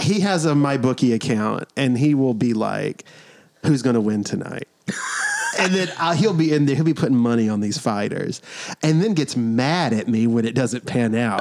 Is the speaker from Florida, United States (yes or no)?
no; New York, United States; now in South Carolina, United States; we're from New York